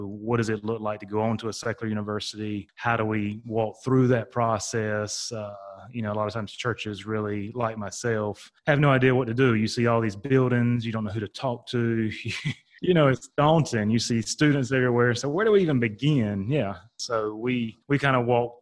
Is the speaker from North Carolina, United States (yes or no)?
yes; North Carolina, United States; I'm from North Carolina, East Coast, and born and raised there